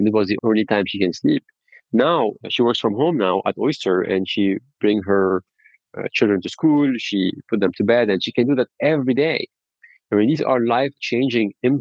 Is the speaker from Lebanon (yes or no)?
yes; Lebanon; moved away; I'm originally from Lebanon